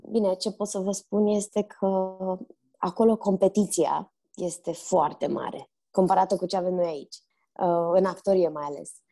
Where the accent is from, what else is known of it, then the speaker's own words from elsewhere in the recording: Romania; also born or lived in Barcelona / Turkey; m-am născut în Barcelona, fratele meu în Turcia, așa că noi am crescut printre străini de la o vârstă fragedă. La șase ani mi se pare că ne-am întors din Turcia în România